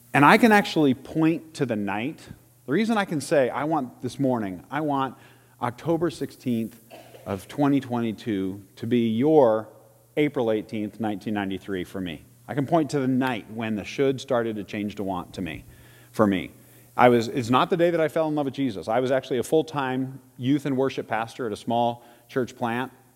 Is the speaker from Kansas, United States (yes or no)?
yes; Salina, Kansas, United States; my elementary school days growing up in Salina, Kansas